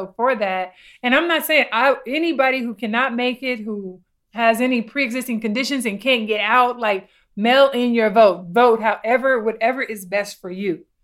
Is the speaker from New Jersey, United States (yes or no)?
no; California, United States; now in Florida, United States; me being a Californian